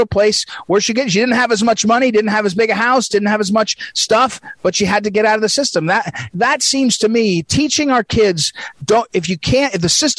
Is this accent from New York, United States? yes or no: no; St. Louis, Missouri, United States; But when you look at the school system, it's a system that's broken, especially, I'm from St. Louis, especially for black kids in the cities, right?